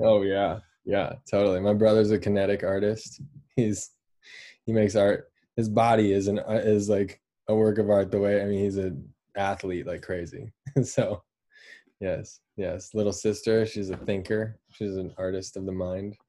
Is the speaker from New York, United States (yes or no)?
no; Boulder, Colorado, United States; also born or lived in Fort Collins, Colorado; I was born in Boulder, Colorado. Grew up right outside of there